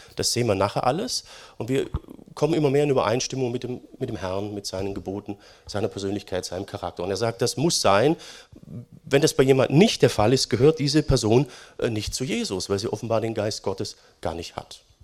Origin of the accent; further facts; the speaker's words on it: Germany; Wir sind als Deutsche